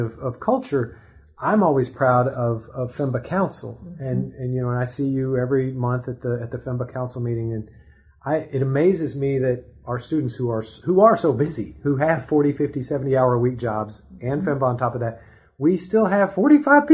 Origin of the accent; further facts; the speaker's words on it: East Texas, United States; moved away; I grew up in East Texas where there was just not a lot of diversity.